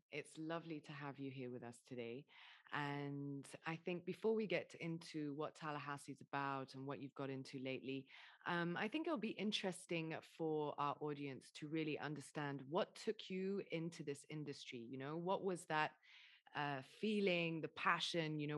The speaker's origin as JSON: {"language": "English", "region": "Dubai", "country": "United Arab Emirates", "tie": "born or raised there", "said": "I'm half Lebanese, half English, and you know I grew up in Dubai."}